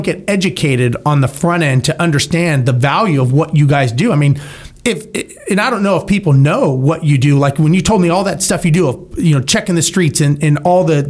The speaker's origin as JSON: {"language": "English", "town": "Los Angeles", "region": "California", "country": "United States", "tie": "born or raised there", "said": "I grew up in Los Angeles"}